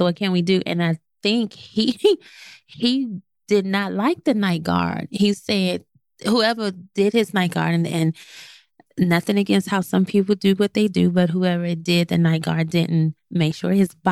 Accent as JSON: {"language": "English", "region": "the South", "country": "United States", "said": "I'm from the South"}